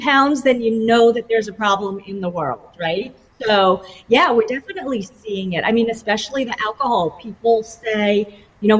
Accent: New York, United States; now in Florida, United States; I'm from New York.

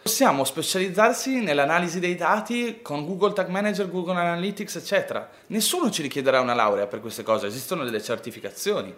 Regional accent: Ferrara, Emilia-Romagna, Italy; io vengo da Ferrara

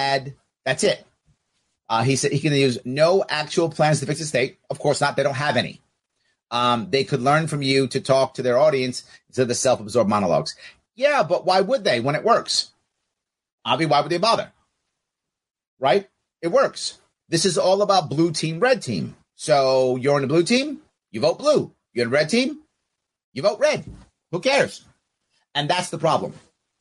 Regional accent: New York City, New York, United States; I am a New Yorker, New York City guy

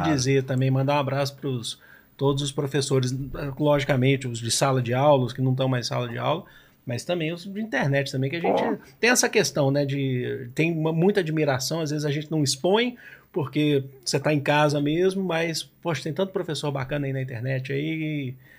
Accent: Belo Horizonte, Minas Gerais, Brazil; now in São Paulo, Brazil; Eu sou de Belo Horizonte, eu vim para São Paulo

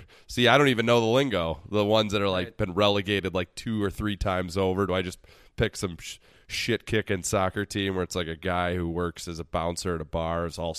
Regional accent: United States; I can confidently say that as an American

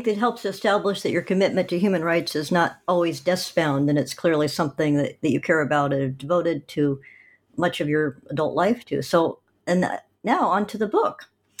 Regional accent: Oregon, United States; my home state of Oregon.

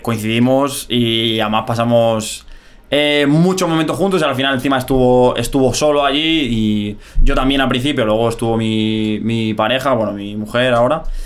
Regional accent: Madrid, Community of Madrid, Spain; moved away as an adult; yo me crié en, Vallecas, yo soy de Vallecas de, toda la vida

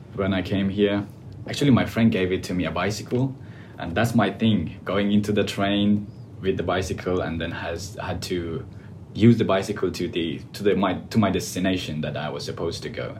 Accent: Afghanistan; English is a second language; moved away as an adult; now in Australia; I came from Afghanistan and uh, I came almost two years ago

